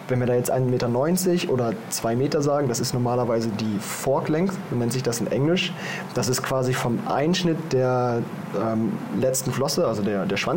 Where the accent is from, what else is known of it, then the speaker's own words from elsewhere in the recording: Germany; Wie du schon sagst, ich komme aus Deutschland.